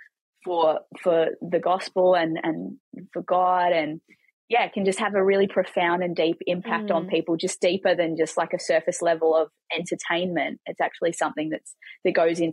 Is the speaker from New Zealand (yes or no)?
yes; New Zealand; moved away; I grew up in New Zealand